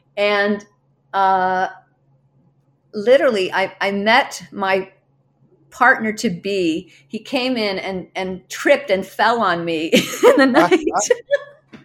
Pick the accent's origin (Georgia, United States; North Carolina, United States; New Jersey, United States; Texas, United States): New Jersey, United States; a suburb of Philadelphia; now in Minnesota, United States; I grew up mm-hmm. in a suburb of Philadelphia